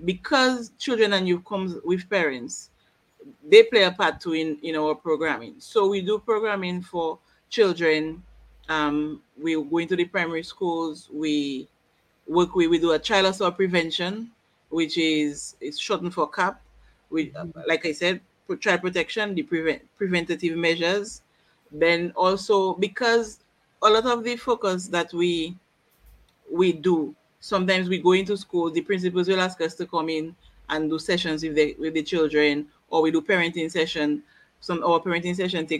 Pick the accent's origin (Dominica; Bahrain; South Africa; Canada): Dominica; Woodford Hill, Saint Andrew; I'm from Woodford Hill.